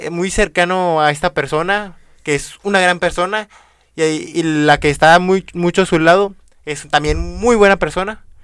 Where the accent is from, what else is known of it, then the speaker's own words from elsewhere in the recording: Venezuela; Es que soy venezolano, perdóname.